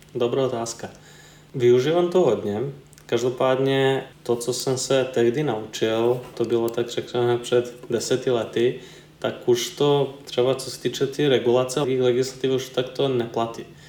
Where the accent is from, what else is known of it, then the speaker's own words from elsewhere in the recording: eastern Serbia, Serbia; now in Czech Republic; já jsem v České republice skončil ze Srbska, takže původem jsem eh, z Balkánu. A když to vezmu přesněji, tak je to východní